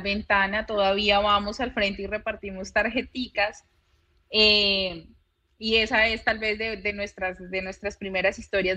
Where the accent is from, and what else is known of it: Bogotá, Colombia; moved away as an adult; now in Santa Marta, Colombia